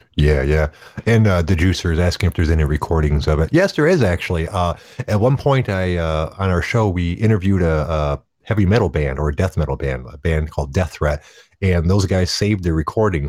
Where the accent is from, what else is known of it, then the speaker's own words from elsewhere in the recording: Detroit, Michigan, United States; I grew up in the Detroit area